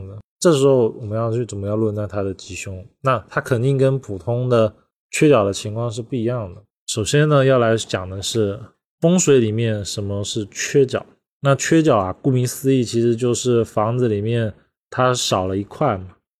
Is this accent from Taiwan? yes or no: no; China; 因为我们中国人认为房子一定要讲究的是圆满，不可以缺漏。